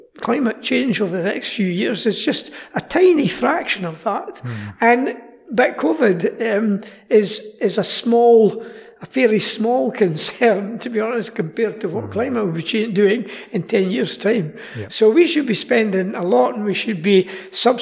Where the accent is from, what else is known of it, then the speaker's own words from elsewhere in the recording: Scotland, United Kingdom; I'm from Scotland